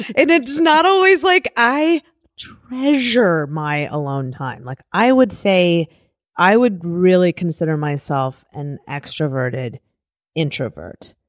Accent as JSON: {"language": "English", "town": "Cleveland Heights", "region": "Ohio", "country": "United States", "tie": "born or raised there", "said": "I grew up in Cleveland, Cleveland Heights"}